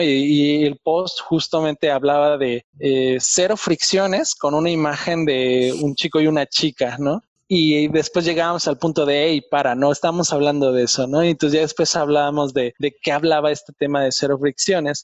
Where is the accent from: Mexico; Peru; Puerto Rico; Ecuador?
Mexico; moved away as an adult; now in Germany; yo soy mexicano